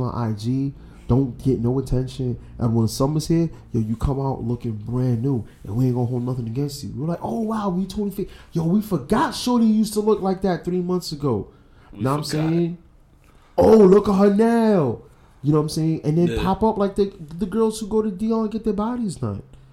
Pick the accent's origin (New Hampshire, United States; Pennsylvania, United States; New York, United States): New York, United States; New York City; I'm from the Bronx. I'm born and bred, born and raised